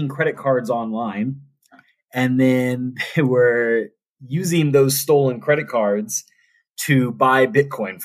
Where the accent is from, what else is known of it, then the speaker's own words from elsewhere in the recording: New Orleans, Louisiana, United States; also born or lived in Auburn, Alabama; I grew up in New Orleans, Louisiana, one of the best cities in the world.